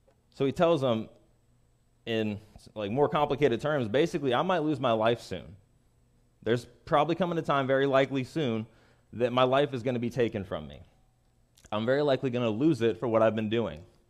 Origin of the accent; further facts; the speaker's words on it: Kansas City, Missouri, United States; I'm from Kansas City